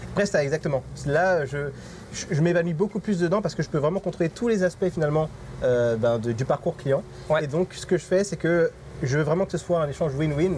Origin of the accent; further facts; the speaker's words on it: France; now in Mauritius; qu'entre nous, qu'entre Français